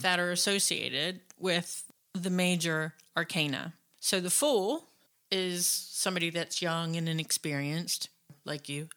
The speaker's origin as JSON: {"language": "English", "country": "United States", "said": "we're American"}